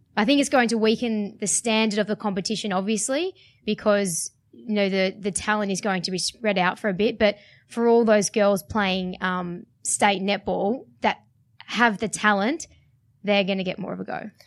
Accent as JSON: {"language": "English", "town": "Sydney", "region": "New South Wales", "country": "Australia", "said": "I'm from Sydney"}